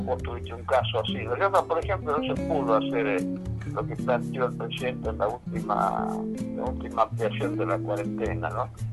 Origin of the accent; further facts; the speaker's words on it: Chuquis, La Rioja, Argentina; moved away; mi pueblo, en Chuqui